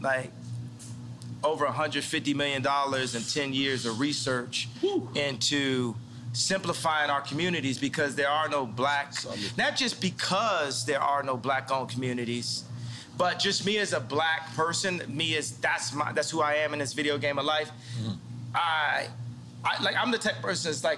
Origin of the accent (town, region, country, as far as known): Chicago, Illinois, United States; born or raised there; also born or lived in Atlanta, Georgia